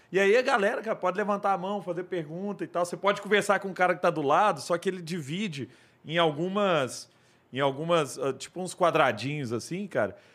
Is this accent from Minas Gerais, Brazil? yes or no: yes; Araguari, Minas Gerais, Brazil; E, e, você pensa o seguinte, pô, o, eu sou de Araguari.